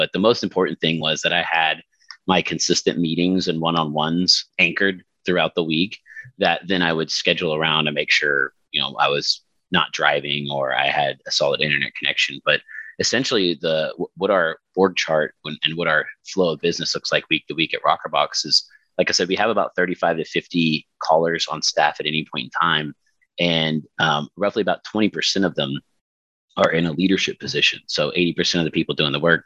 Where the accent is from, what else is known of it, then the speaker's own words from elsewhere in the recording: Houston, Texas, United States; moved away as an adult; also born or lived in Kansas; now in San Diego, United States; Moved to Texas when I was in first grade, so then I got to get used to the heat and the humidity of the Houston area